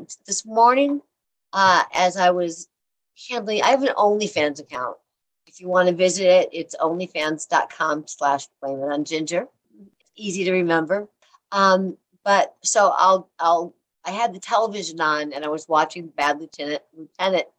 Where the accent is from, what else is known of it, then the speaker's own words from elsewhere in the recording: Illinois, United States; moved away; also born or lived in California; I'm from Illinois.